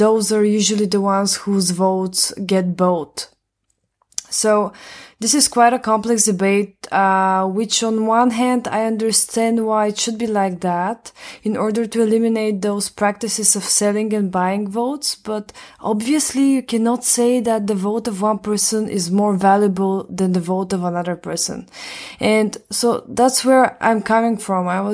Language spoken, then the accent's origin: English; Bulgaria; I'm from Bulgaria